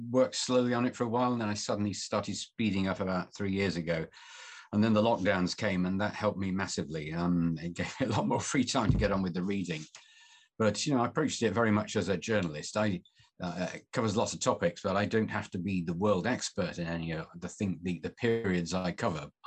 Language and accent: English; Manchester, North West England, United Kingdom; I'm from Manchester, so I'm a Mancunian and a Lancastrian.